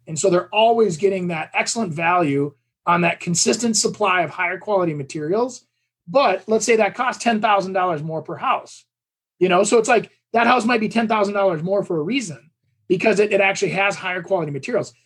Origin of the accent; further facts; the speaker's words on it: Champlin, Minnesota, United States; my hometown here, Champlin